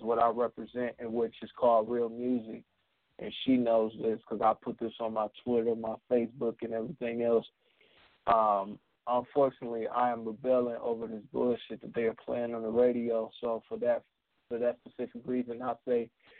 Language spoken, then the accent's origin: English; Michigan, United States; I am from Michigan, the home of the Wolverines.